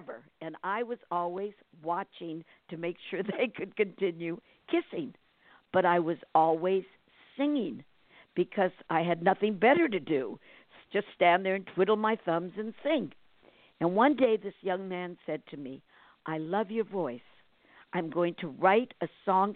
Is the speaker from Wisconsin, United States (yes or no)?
no; California, United States; also born or lived in New Brunswick, New Jersey; I came here when I was 5. My parents, well, I was born in New Jersey, and we migrated to California, and I've been here ever since.